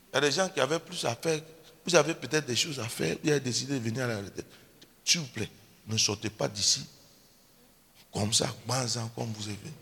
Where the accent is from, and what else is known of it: Côte d’Ivoire